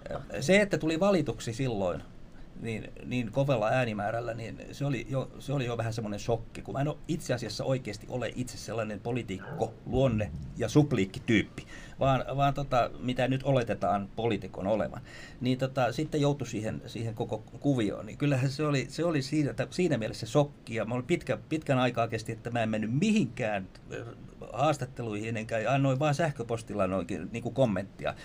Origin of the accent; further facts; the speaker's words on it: Vantaa, Uusimaa, Finland; synnyi tuolla, täällä lähellä. Silloinen Helsingin maalaiskunta, Rekola, Asola, nykyistä Vantaata. Ja, ja, tota, ja tota, noin, niin siellä elin hyvinkin pitkään, sitten koulut kaikki siellä